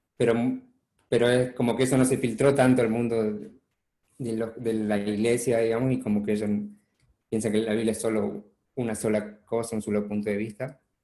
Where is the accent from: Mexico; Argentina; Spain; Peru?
Argentina; Chaco; moved away as an adult; also born or lived in Buenos Aires / Córdoba; now in United States; nací en Buenos Aires originalmente, em, después viví en Chaco 10 años con mi familia, que em, mis padres fueron misioneros